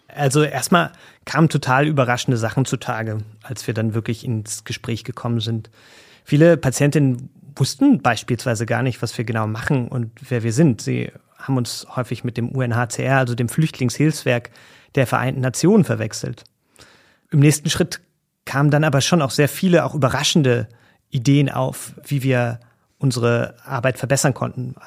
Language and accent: German; Germany; bei uns in Deutschland